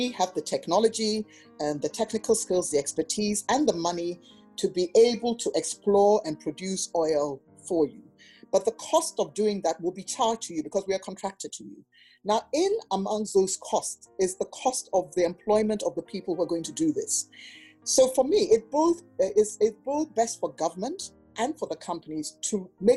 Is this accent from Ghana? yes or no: yes; Ghana; I'm from Ghana.